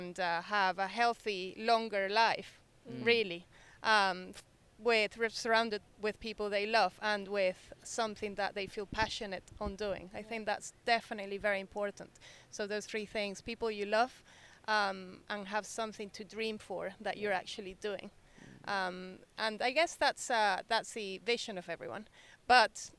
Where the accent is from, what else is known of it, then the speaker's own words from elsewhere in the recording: Venezuela; now in United Kingdom; I grew up in Venezuela, so it's a country that used to be rich